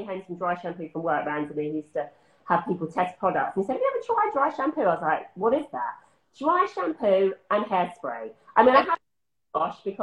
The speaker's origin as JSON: {"language": "English", "area": "Essex", "region": "East of England", "country": "United Kingdom", "moved": "yes", "said": "I'm from Essex"}